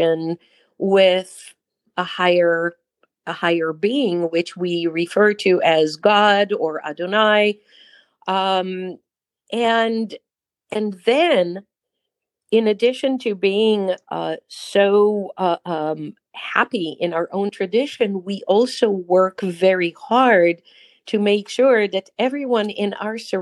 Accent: Israel; accent: Israeli; first language Hebrew; English is a second language; moved away as an adult; now in United States; I was born and raised in Israel.

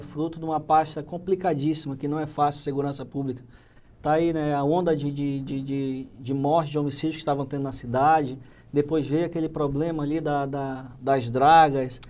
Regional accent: Manaus, Amazonas, Brazil; moved away; minha família toda é do Amazonas, é de Manaus, eu vim de Manaus

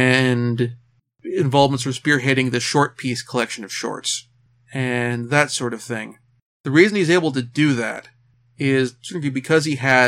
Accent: Oregon, United States; Dark Horse Comics, in my home state of Oregon

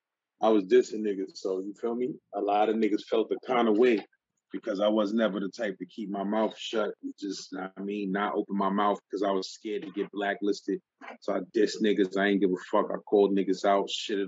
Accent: New York City, New York, United States; I was growing up in Brownsville

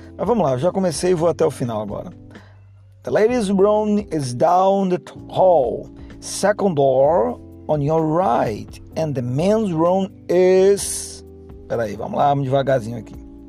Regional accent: Brazil; accent: Brazilian; com o meu sotaque brasileiro

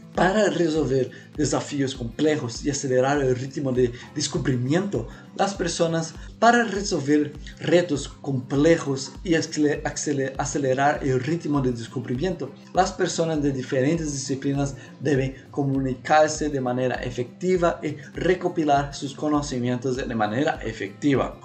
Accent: Brazil; Spanish is a second language; also born or lived in Paraguay; soy brasileño

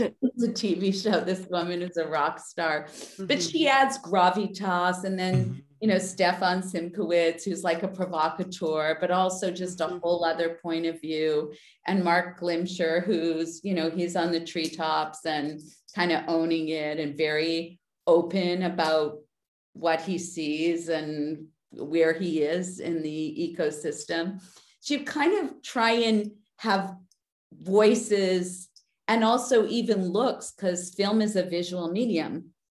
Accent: Winnipeg, Manitoba, Canada; moved away; when I grew up, I grew up in Winnipeg

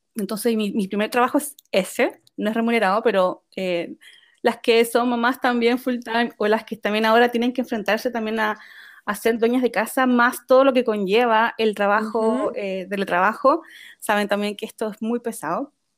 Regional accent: Chile; moved away as an adult; also born or lived in Japan; now in Netherlands; soy chilena y vivo en Holanda actualmente. Pero en total han sido nueve años fuera de Chile

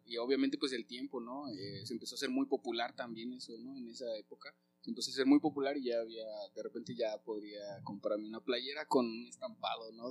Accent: Zitácuaro, Michoacán, Mexico; also born or lived in Naucalpan, State of Mexico; Zitácuaro, Ahí llegué a los nueve años, ocho años, este, pero nací en Naucalpan, en el Estado de México, y, y ahí en Zitácuaro fue que viví mi adolescencia

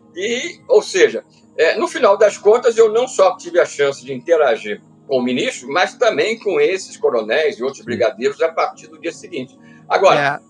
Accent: Petrópolis, Rio de Janeiro, Brazil; Eu sou natural do Rio de Janeiro, da cidade, da capital do estado, e aos seis anos de idade eu mudei para a cidade de Petrópolis

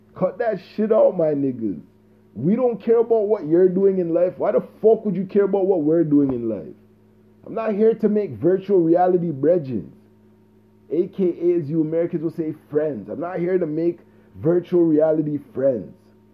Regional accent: Jamaica; I'm a Jamaican

